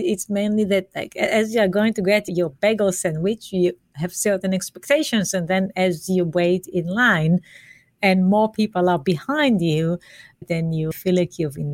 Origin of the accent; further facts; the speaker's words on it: Israel; moved away; I'm from Israel